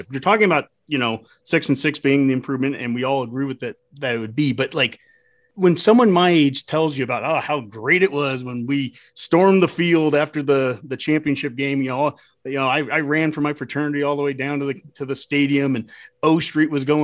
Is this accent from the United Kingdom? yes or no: no; Nebraska, United States; growing up in Nebraska and being, besides that weekend of being a Missouri fan, for the most part, being